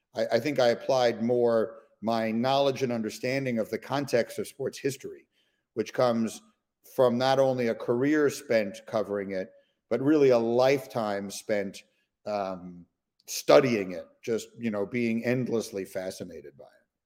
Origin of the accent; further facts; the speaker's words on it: New York City, New York, United States; I grew up in New York City